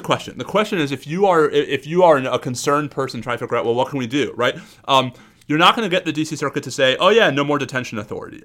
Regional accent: New York, United States; moved away; the New Yorker in me

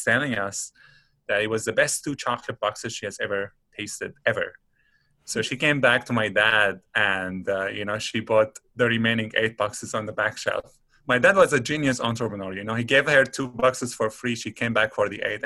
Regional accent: Damascus, Damascus Governorate, Syria; moved away as an adult; now in Antigonish, Canada; let's say we come from Syria, come from Damascus

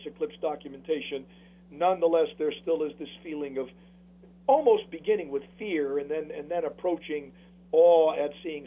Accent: New Haven, Connecticut, United States; New Haven's my hometown

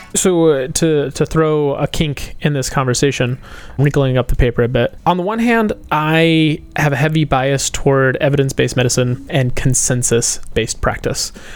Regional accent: United States; as an American, I recognize that I have a bit of a bias toward individualism

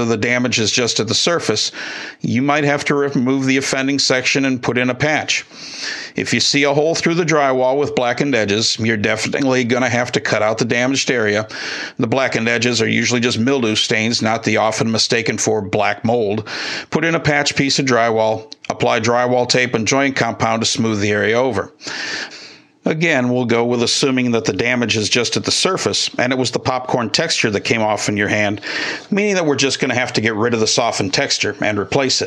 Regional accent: Midwest, United States; moved away; I grew up in the Midwest

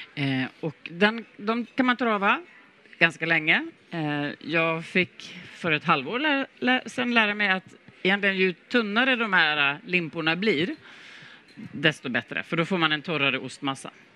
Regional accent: Sweden; som svensk

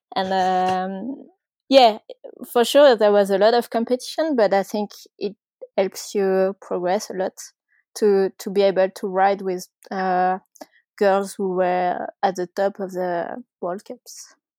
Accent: Ardèche, Auvergne-Rhône-Alpes, France; I grew up in Ardèche, which is, uh, kind of south of France, but not too south

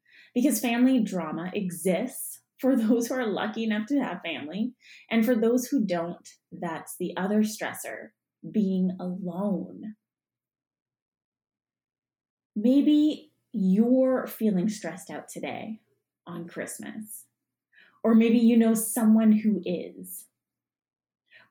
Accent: Canada; also born or lived in Punjab (ancestry); we're Canadian

